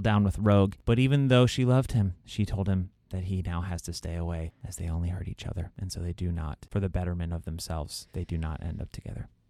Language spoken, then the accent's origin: English; Scotland, United Kingdom; I'm Scottish.